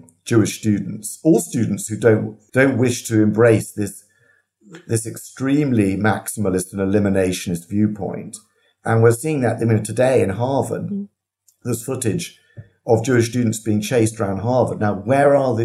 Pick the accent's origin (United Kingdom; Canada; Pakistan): United Kingdom; in Britain, for example, we regard anyone who's been here for one generation as British, and we're proud